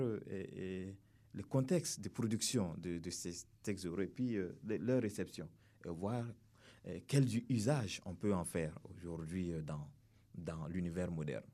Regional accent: Burkina Faso; nous sommes venus du Burkina Faso

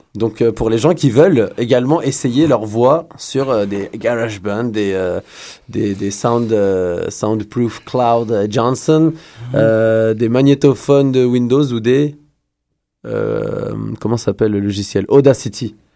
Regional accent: Quebec, Canada; nous sommes Québécois

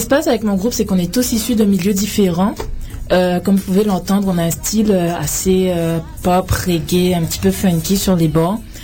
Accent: Guadeloupe; also born or lived in France / Paris; now in Canada; je viens de la Guadeloupe. Je suis originaire de la Guadeloupe.

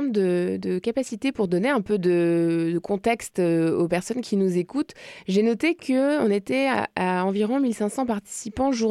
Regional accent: Magdalen Islands, Quebec, Canada; Je viens des de la Madeleine.

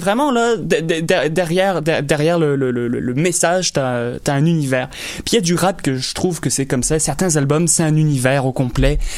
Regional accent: Longueuil, Quebec, Canada; also born or lived in LaSalle, Montreal; je suis né à La Salle. J'ai grandi à Longueuil.

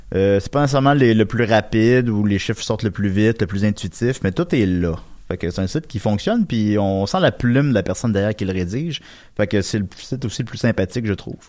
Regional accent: Quebec, Canada; accent: Québécois; je vais parler en québécois

